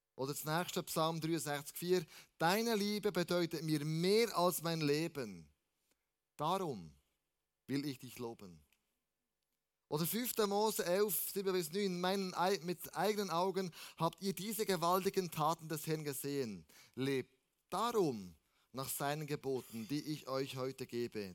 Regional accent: Switzerland; wir als Schweizer

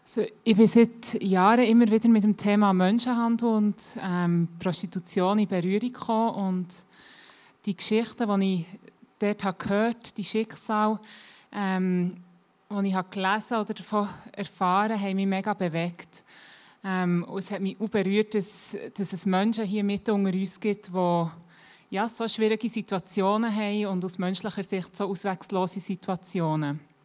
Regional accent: Bern area, Switzerland; ich bin schon ein bisschen länger hier in der Gegend, ähm, bin auch hier aufgewachsen, bin seit ähm, langer Zeit im ICF Bern dabei

